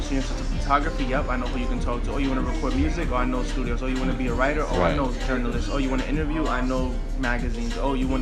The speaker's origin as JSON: {"language": "English", "town": "New York City", "region": "New York", "country": "United States", "tie": "born or raised there", "said": "where I'm from, like just like the projects in Bed-Stuy"}